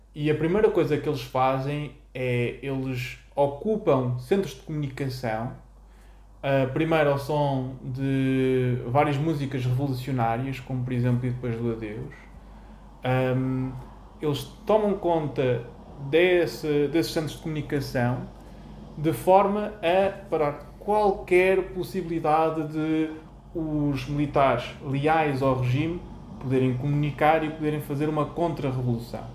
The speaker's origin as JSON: {"language": "Portuguese", "country": "Portugal"}